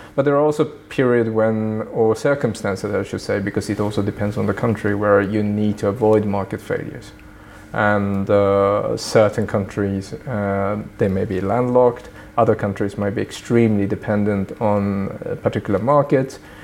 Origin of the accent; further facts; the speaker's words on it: Sweden; also born or lived in Tokyo, Japan; now in Brussels, Belgium; I did grow up mostly in Sweden